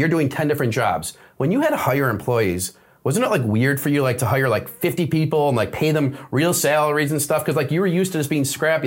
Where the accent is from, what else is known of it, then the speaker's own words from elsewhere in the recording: Detroit, Michigan, United States; we're from Detroit.